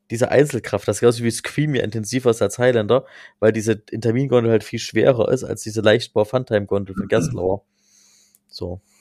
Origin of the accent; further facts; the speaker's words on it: Plauen, Saxony, Germany; Äh, ich komme ja aus Sachsen, wie man hört, und das ist ja mein Heimatpart immer noch, Plon. Äh, liebe Grüße ins Vogtland.